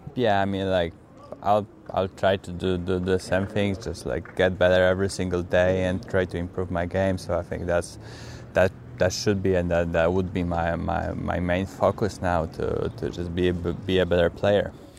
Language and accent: English; Poland; I'm from Poland